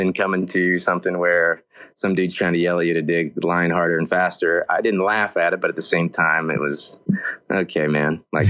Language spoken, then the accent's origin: English; Oklahoma, United States; moved away as an adult; now in Alaska, United States; I've been here for 5 years. I'm originally from Oklahoma